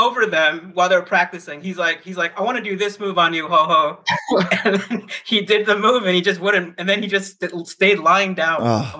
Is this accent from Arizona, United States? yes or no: yes; Phoenix, Arizona, United States; moved away as an adult; now in China; I'm from Phoenix, Arizona.